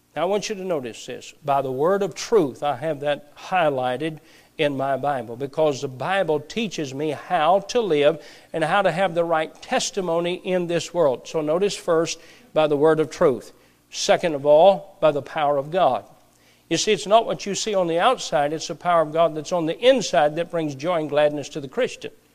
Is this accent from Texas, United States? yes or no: no; Perry County, Appalachia, Kentucky, United States; My wife and I both grew up in Appalachia. She grew up in Knott County. I grew up in Perry County